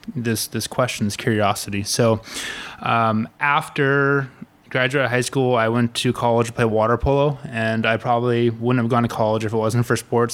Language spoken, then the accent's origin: English; Malibu, California, United States; originally, I grew up in Malibu, California